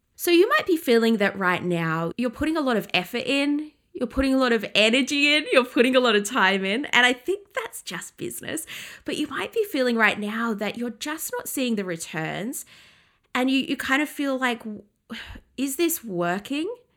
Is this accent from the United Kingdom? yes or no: yes; England, United Kingdom; I grew up in England